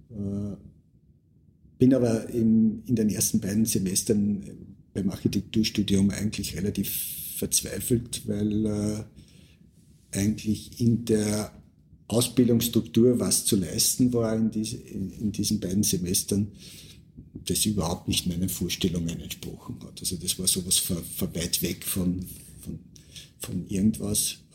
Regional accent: Upper Austria, Austria; bin in der, am Land aufgewachsen, äh, komme aus dem Bezirk Schering, bin in einer Pseudo-Barockstadt äh, in die Mittelschule gegangen, habe dort, hab dort maturiert.

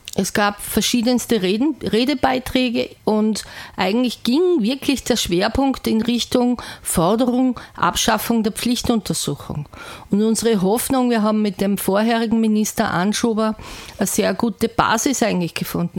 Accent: Salzburg, Austria; bei uns in Salzburg

